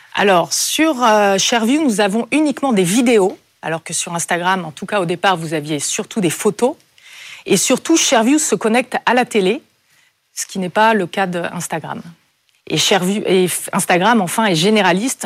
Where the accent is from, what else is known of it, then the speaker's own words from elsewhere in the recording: Brittany, France; moved away as an adult; je suis née en Bretagne, au bord de la mer, et quand je suis partie faire mes études